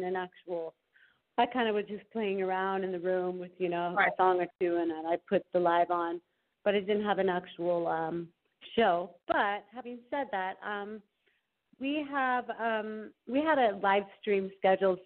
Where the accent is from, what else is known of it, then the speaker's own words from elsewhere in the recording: Idyllwild, California, United States; also born or lived in Aix-en-Provence, France / Los Angeles; I grew up in Idlewild